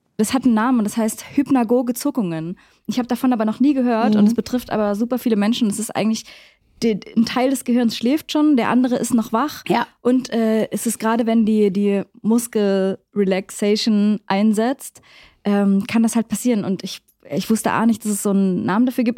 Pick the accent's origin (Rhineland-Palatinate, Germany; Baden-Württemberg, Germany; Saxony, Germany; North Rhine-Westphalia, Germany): Saxony, Germany; Leipzig; Wir kommen aus Leipzig